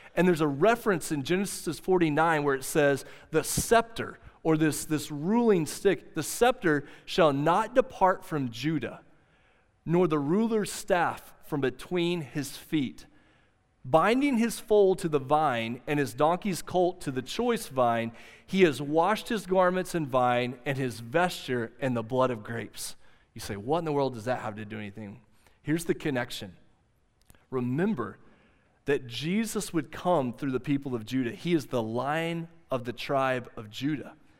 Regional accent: Southwest Oklahoma, United States; moved away; I told you I grew up in Southwest Oklahoma. I grew up in a little eight-man football school town called Central High.

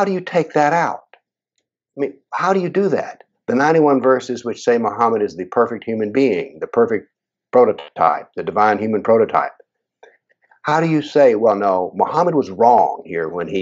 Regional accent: United States; as an American

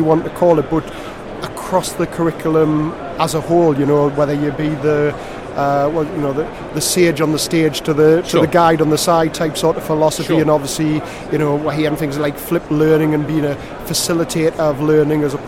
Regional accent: Newcastle upon Tyne, North East England, United Kingdom; accent: Newcastle; now in Gateshead, United Kingdom; I was born in Newcastle. I do live in Gateshead now, but I was born in Newcastle

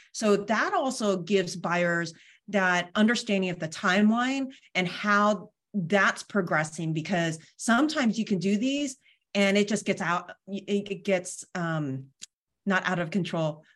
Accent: Bay Area, California, United States; now in Sacramento, United States; I grew up in the Bay Area

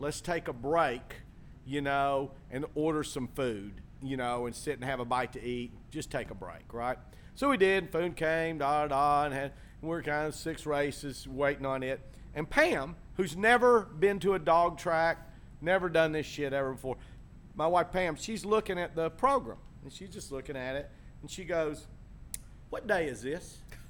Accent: LaBelle, Florida, United States; I give you a hug, baby. I'm from LaBelle.

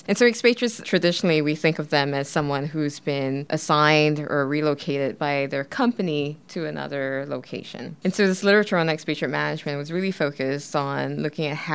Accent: Singapore; moved away; I'm originally from Singapore

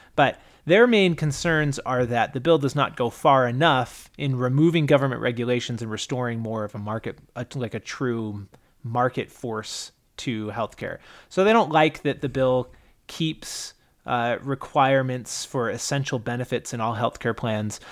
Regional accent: Utah, United States; also born or lived in California; mostly I grew up in Utah and California. Um, not in that order, California, but mostly Utah

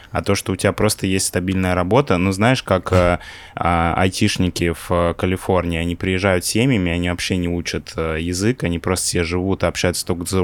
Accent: Pavlodar, Pavlodar Region, Kazakhstan; born there; Я, конечно, понимаю, что я родился не в России, но я к такому повороту, честно, был не готов сейчас.

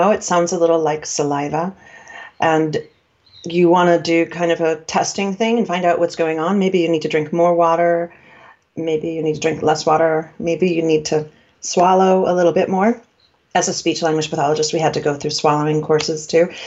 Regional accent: New York, United States; I'm from New York. We had meat on a hook uh, in the meatpacking district in the old days.

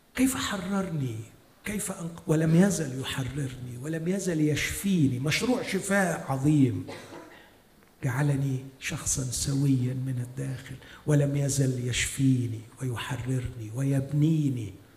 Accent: Egypt; عندنا في مصر

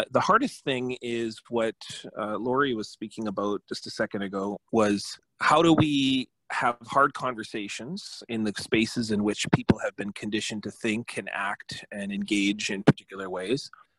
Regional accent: Selkirk, Manitoba, Canada; I'm from Little Peguis Indian Settlement, which is now known as Peguis First Nation in the Interlake, but my community originally was what's now the city of Selkirk. And so I come from there. I was grown, fostered there

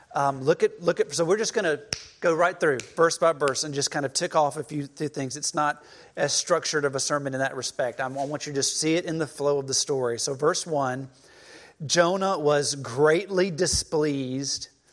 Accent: Cleveland, Mississippi, United States; moved away as an adult; growing up in Cleveland, Mississippi

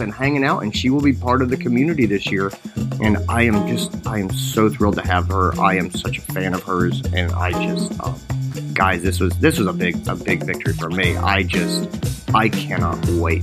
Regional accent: Greenville, South Carolina, United States; It's in my hometown. It's Greenville, South Carolina.

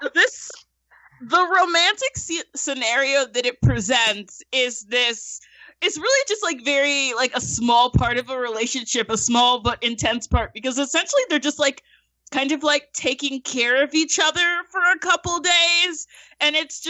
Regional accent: Georgia, United States; I'm from Georgia

